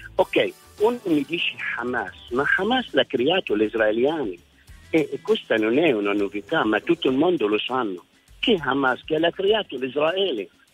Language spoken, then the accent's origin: Italian; Kuwait; Italian is a second language; now in Italy; io sono nato a Kuwait, mio padre è stato cacciato, è andato a Kuwait, io sono stato cacciato del Kuwait, sono arrivato in Italia dopo la seconda guerra del Golfo